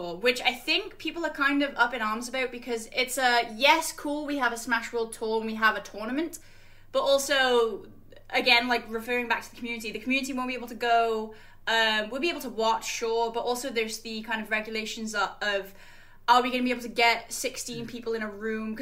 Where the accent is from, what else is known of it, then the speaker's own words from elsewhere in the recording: Wales, United Kingdom; now in North East England, United Kingdom; originally I'm from Wales, and there was, like, 6 people there.